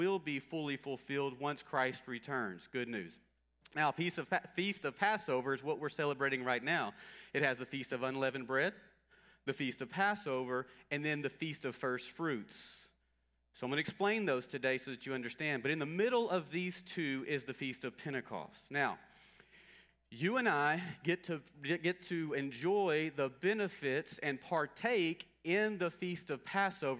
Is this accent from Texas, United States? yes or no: yes; Longview, Texas, United States; I grew up in Longview, near Longview, and so Longview, Texas